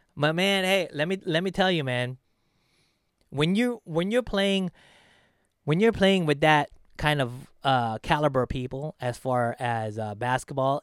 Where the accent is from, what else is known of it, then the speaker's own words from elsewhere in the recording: Philippines; now in United States; my home country, the Philippines